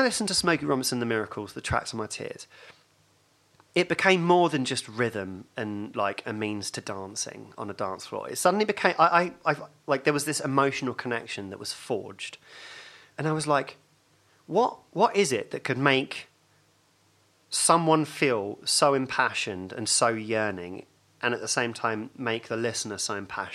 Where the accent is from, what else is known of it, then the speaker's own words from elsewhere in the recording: Hatfield, East of England, United Kingdom; my first memories are of growing up in Hatfield